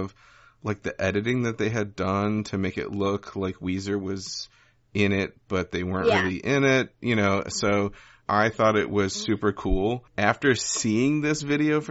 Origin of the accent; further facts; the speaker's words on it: Wisconsin, United States; I grew up in Wisconsin